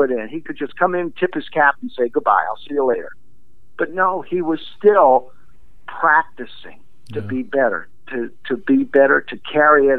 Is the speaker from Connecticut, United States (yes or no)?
no; Baltimore, Maryland, United States; I grew up in Baltimore